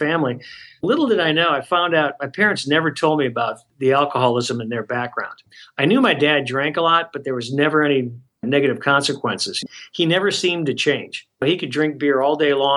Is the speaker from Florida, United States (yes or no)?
no; a suburb of Detroit, Michigan, United States; I grew up in Michigan, a suburb of Detroit